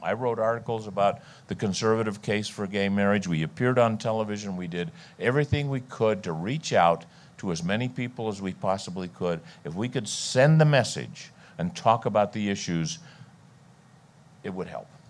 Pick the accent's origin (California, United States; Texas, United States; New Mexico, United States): California, United States; I grew up in California.